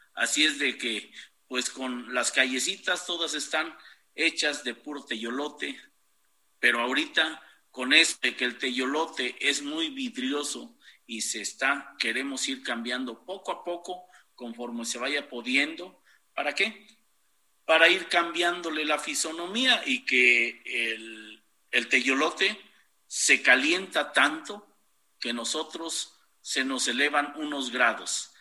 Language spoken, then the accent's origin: Spanish; Taxco, Guerrero, Mexico; vengan a mi pueblo, para que vengan a este gran rinconcito de Tasco, de Guerrero